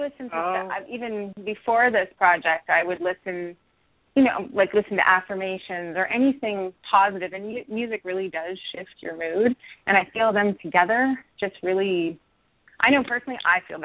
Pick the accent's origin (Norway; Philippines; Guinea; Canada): Canada; Vancouver, British Columbia; now in Los Angeles, United States; I'm from Vancouver.